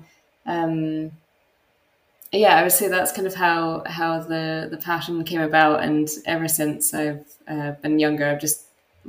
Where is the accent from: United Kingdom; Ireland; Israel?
United Kingdom; Helensburgh, Scotland; I grew up in a very small coastal town on the west coast of Scotland. It was actually where the TV was invented by John Logie Baird. So although it's not a super well-known town here, it's actually got quite a rich history. So it was a very small town, probably 15,000 people population-wise.